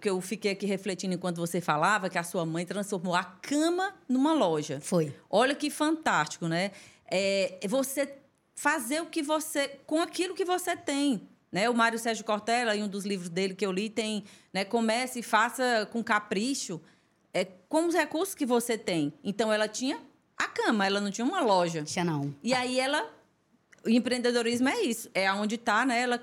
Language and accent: Portuguese; Esperantina, Piauí, Brazil; É, eu sou de Esperantina, né? Tudo começou em Esperantina.